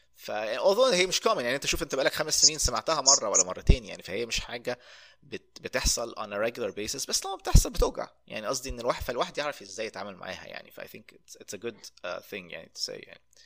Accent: Egypt; moved away; انا من مصر

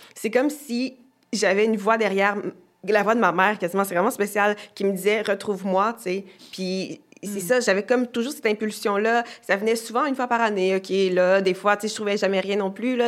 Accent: Quebec, Canada; born or raised there; also born or lived in Haiti

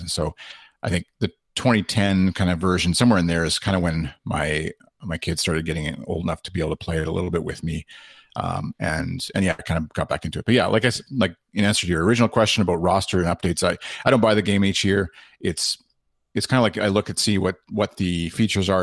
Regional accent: Canada; being Canadian

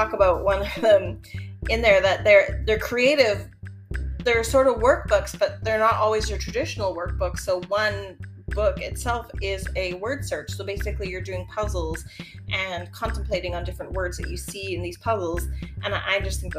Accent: Winnipeg, Manitoba, Canada; I was from Winnipeg

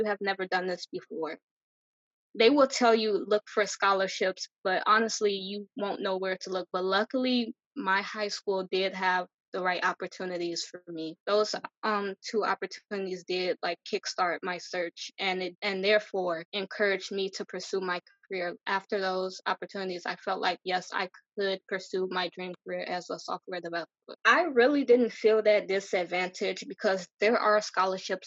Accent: Chicago, Illinois, United States; I am from Chicago, born and raised

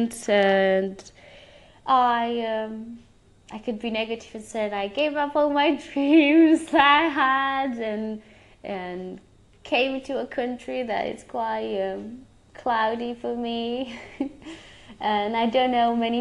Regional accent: Romania; now in England; my home country

